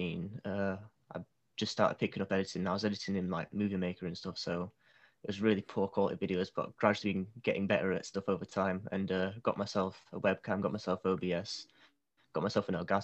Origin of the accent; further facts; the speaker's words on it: Yorkshire and the Humber, United Kingdom; I'm currently 18 years old. I'm from the UK, I'm from the north, I'm from Yorkshire, so big part of the UK.